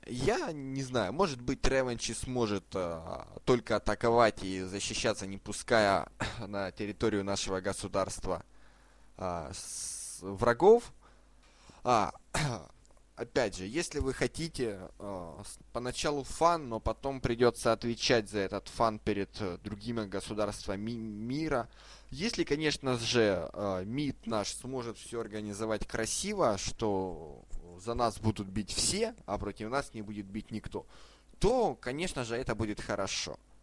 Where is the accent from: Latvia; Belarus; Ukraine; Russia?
Ukraine; я сам из Украины